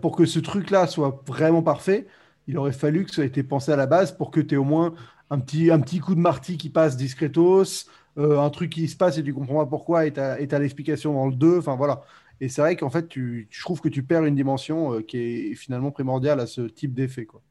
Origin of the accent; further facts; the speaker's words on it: France; also born or lived in United States; je suis français